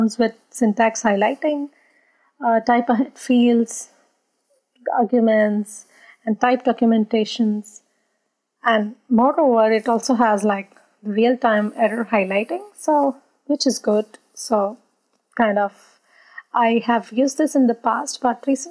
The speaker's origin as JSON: {"language": "English", "country": "India", "moved": "yes", "lives_now": "Berlin, Germany", "said": "I'm originally from India"}